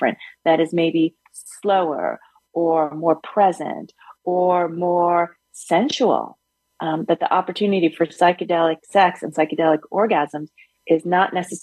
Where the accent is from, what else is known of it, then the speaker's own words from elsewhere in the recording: New York City, New York, United States; moved away as an adult; also born or lived in Yellow Springs, Ohio; I grew up in Brooklyn